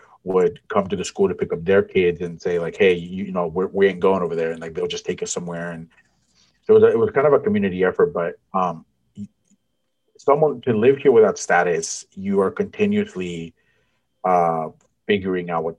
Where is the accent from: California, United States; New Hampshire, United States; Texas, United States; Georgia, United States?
California, United States; San Francisco; I grew up in San Francisco